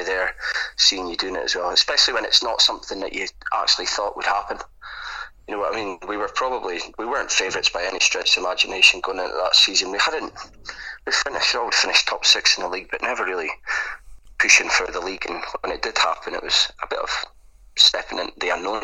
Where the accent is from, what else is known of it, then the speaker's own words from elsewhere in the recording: Forest, England, United Kingdom; I'm from Forest, born and bred here